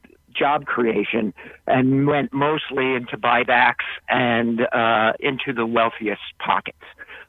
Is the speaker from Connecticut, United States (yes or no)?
yes; New Haven, Connecticut, United States; I am from New Haven, not in the 5th District